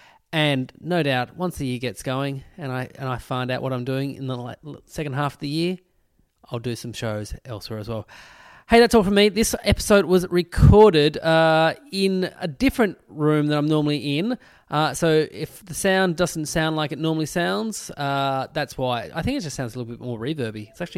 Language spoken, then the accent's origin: English; Tasmania, Australia; I'm from Tasmania, and … comedian.